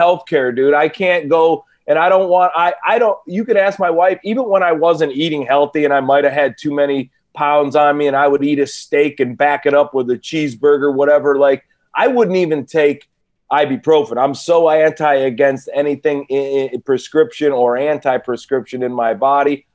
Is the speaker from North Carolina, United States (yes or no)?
no; Cleveland, Ohio, United States; now in California, United States; I'm from Cleveland